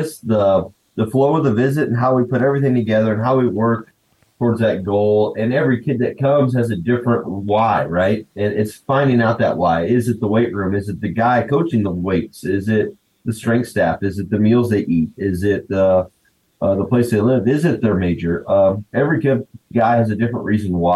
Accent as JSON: {"language": "English", "town": "Wichita", "region": "Kansas", "country": "United States", "tie": "born or raised there", "said": "I grew up in Wichita"}